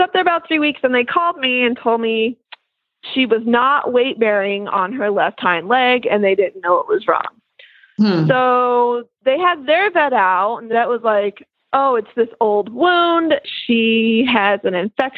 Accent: West Coast, United States; now in East Coast, United States; I'm from the West Coast and we moved out here to the East Coast

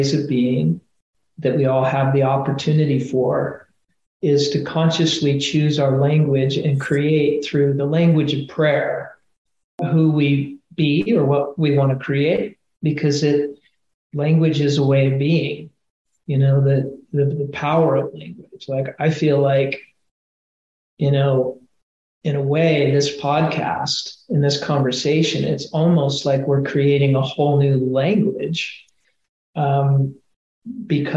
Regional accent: Colorado, United States; moved away; I am from Colorado originally

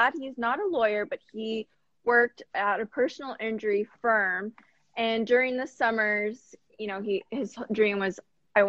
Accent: Corpus Christi, Texas, United States; moved away as an adult; also born or lived in San Antonio, Texas; now in Houston, United States; I'm from Corpus Christi, Texas, born and raised

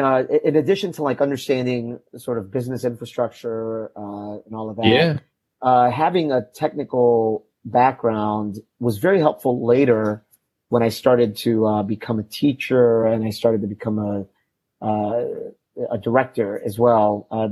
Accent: Chicago, Illinois, United States; moved away as an adult; also born or lived in Boston; now in Sarasota, United States; So I grew up in Chicago, specifically on the south side of Chicago, in a neighborhood called Pilsen.

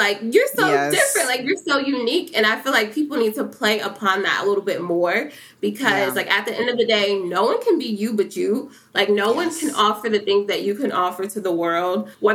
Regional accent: Cincinnati, Ohio, United States; growing up in Cincinnati, like, I always knew who P&G was

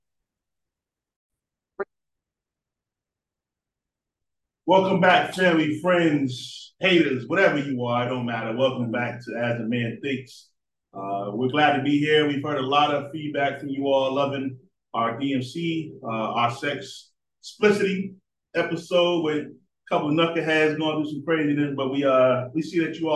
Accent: Boston, Massachusetts, United States; I come from Boston, Northeast

